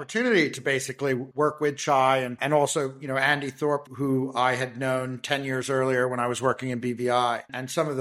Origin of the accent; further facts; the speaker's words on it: Bermuda; moved away; also born or lived in New England / United Kingdom / British Virgin Islands / London; I grew up in Bermuda and I now live in Bermuda with my family